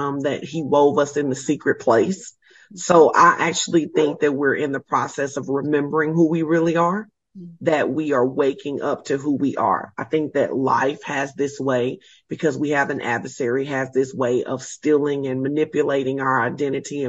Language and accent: English; Arkansas, United States; I am originally from Arkansas